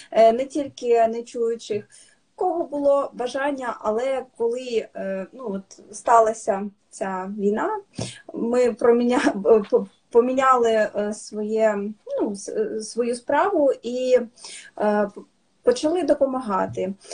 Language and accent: Ukrainian; Ukraine; Ми з України.